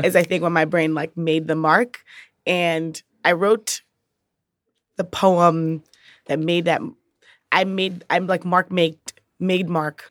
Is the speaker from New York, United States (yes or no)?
yes; New York City, New York, United States; moved away as an adult; also born or lived in Brooklyn, New York; now in Chicago, United States; I'm from the Bronx, New York.